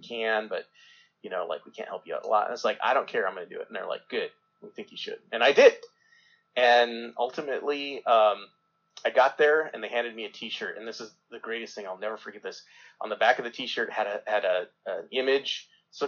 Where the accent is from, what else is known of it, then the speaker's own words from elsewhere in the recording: Southwest Colorado, United States; I grew up in Southwest Colorado that has no ocean